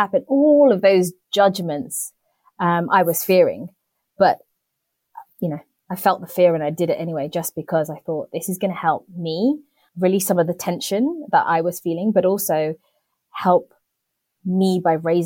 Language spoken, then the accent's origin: English; United Kingdom; I'm a British born Indian